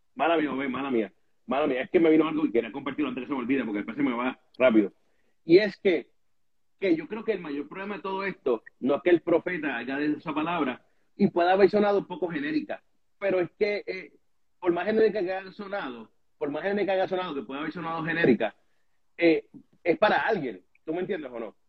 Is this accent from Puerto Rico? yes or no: yes; Puerto Rico; yo creciendo en Puerto Rico